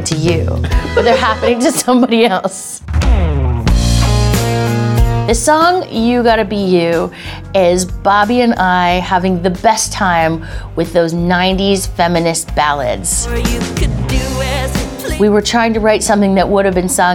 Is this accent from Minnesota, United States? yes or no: no; Westchester, New York, United States; I grew up in Westchester